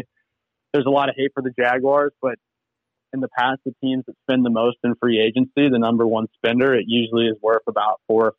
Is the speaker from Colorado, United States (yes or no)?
no; Atlanta, Georgia, United States; also born or lived in Houston, Texas, United States; I was born in Houston, but I've lived in a lot of places. My parents are both ministers. So I actually ended up growing up more so in Atlanta than Houston, but I was born there.